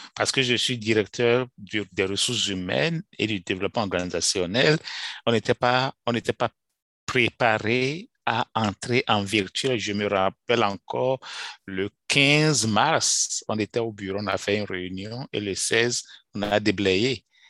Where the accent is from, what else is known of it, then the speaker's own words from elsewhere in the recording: Benin; moved away; J'ai commencé l'école dans les années 70, dans mon pays d'origine, le Bénin, dans un petit village